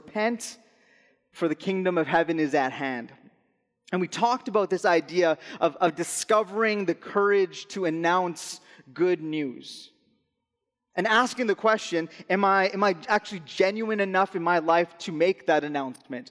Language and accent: English; Alberta, Canada; moved away as an adult; I'm originally from Alberta. We moved out here in the summer of 2017.